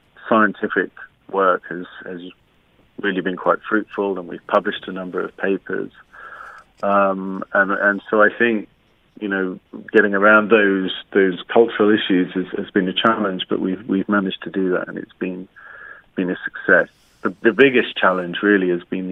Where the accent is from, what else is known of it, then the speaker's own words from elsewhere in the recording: United Kingdom; I'm a British volcanologist